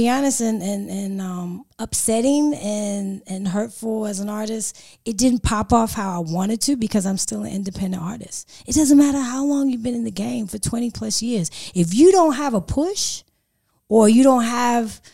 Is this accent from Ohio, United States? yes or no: no; California, United States; now in Sydney, Australia; this accent, grew up in Cali.